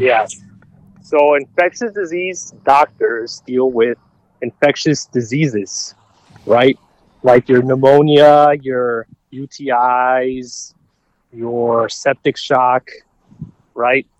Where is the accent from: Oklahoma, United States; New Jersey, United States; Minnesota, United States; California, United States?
Minnesota, United States; Robbinsdale; born in, uh, Robbinsdale, Minnesota, Mercy Hospital